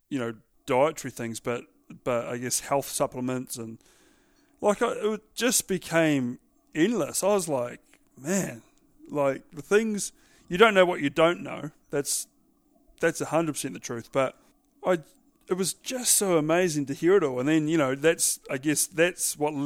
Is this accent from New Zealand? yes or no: yes; New Zealand; being a Kiwi